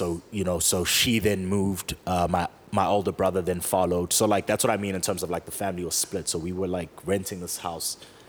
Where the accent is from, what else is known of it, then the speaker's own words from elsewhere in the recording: Johannesburg, Gauteng, South Africa; also born or lived in KwaDukuza/KwaMaphumulo, KwaZulu-Natal / Parkmore, Johannesburg; grew up in DK, left there when I was a teenager